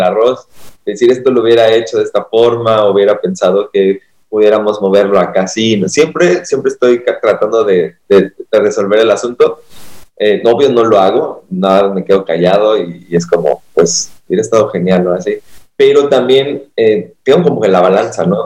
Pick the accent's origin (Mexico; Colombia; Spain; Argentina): Mexico; Acapulco, Guerrero; soy de Acapulco, el mejor lugar para vacacionar